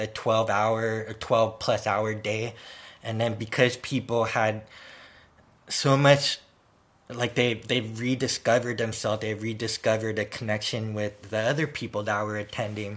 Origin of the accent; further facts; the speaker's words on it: San Francisco, California, United States; I also lived in an area where we had earthquakes in San Francisco. So we had those, like, you know, drills where, you know, the emergency siren would go off and we'd go under our desk